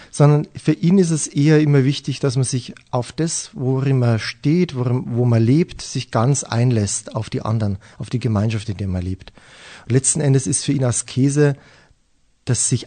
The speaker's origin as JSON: {"language": "German", "town": "Weiden", "region": "Bavaria", "country": "Germany", "tie": "born or raised there", "said": "Weiden bezeichne ich gerne als meine Heimatstadt. Dort habe ich lange Zeit im Internat gelebt."}